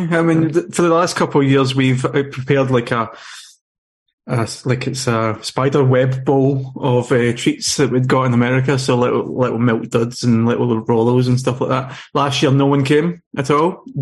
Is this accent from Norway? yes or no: yes; Norway; when I grew up in Norway